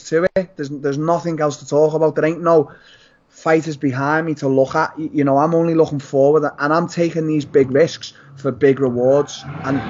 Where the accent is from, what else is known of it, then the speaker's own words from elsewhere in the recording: Liverpool, North West England, United Kingdom; I fought at the Echo Arena in my hometown